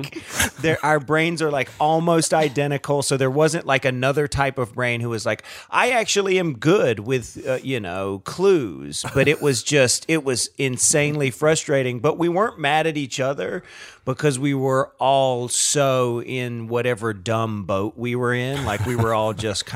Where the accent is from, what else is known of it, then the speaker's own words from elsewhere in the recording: the South, United States; growing up in the South